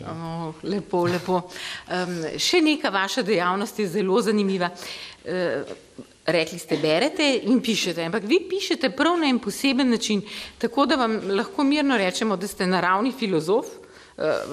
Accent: Slovenia

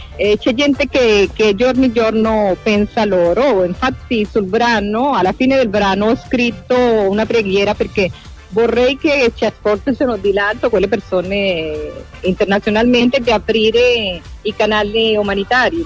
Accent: Venezuela; Italian is a second language; now in Italy; il tempo che io ho vissuto lì in Venezuela

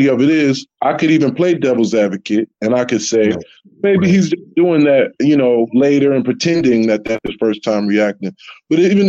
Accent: California, United States; I'm from California

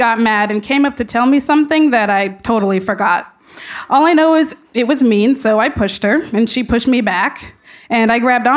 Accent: Jefferson, Oregon, United States; I grew up in Jefferson, Oregon, the self-proclaimed mint capital of the world

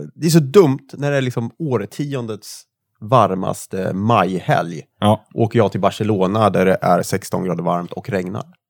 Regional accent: Värmland, Sweden; accent: Värmland dialect; jag har kvar min värmländska

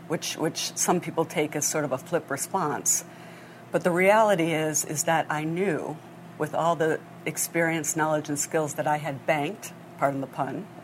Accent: Grosse Pointe Farms, Michigan, United States; moved away; also born or lived in Hong Kong; I grew up in Grosse Pointe Farms, Michigan

